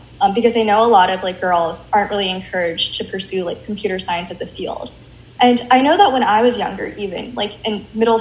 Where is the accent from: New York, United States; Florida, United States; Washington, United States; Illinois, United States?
Washington, United States; I grew up in the Pacific Northwest, mm-hmm. in Washington.